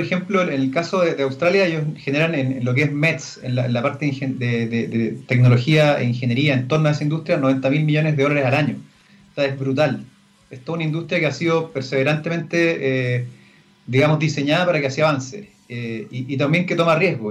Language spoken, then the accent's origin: Spanish; María Elena, Antofagasta, Chile; also born or lived in Chuquicamata; Yo nací en María Elena, imagínate, en medio de La Pampa